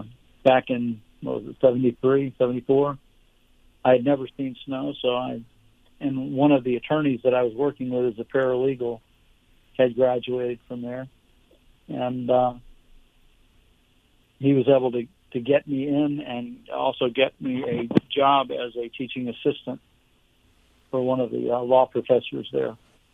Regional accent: West Palm Beach, Florida, United States; I'm pretty much a third generation West Palm Beach.

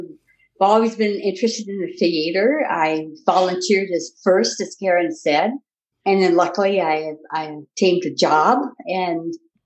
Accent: Royal Oak, Michigan, United States; moved away as an adult; now in Canada; In Royal Oak, Michigan.

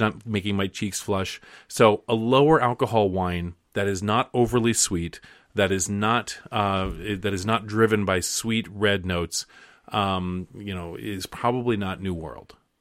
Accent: Alaska, United States; moved away; when I was growing up in Alaska, I used to walk from the bus stop to my house

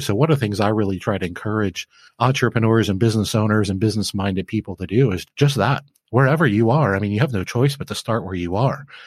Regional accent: Flint, Michigan, United States; I grew up in Flint, Michigan

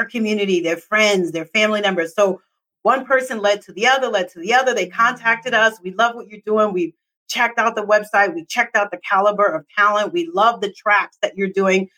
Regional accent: New York City, New York, United States; I'm from New York City

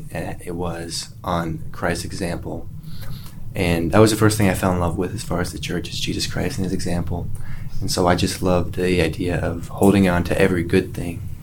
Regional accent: Orem, Utah, United States; moved away as an adult; also born or lived in Eagle Mountain, Utah; now in Alaska, United States; I'm from Orem, Utah

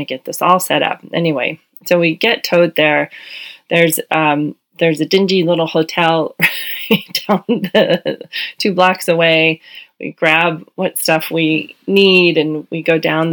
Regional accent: Hawaii, United States; we're from Hawaii

